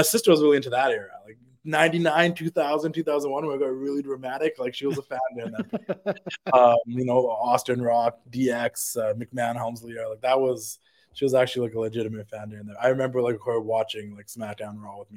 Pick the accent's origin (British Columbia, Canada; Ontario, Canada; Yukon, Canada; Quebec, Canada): British Columbia, Canada; Vancouver; being Canadian from Vancouver